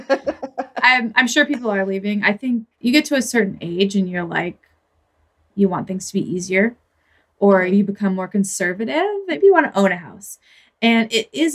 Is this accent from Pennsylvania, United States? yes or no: no; Oregon, United States; also born or lived in San Francisco; I am from Oregon, I will say, and I lived in San Francisco for my 20s. I came back here